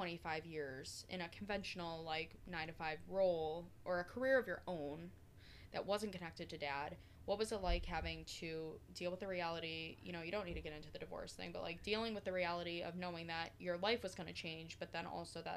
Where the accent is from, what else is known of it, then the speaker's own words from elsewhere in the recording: Oswego, New York, United States; my brother and I were raised in Oswego